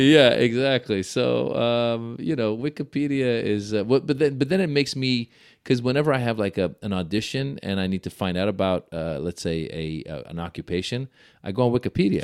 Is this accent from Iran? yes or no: yes; Iran; moved away; I was born in Iran.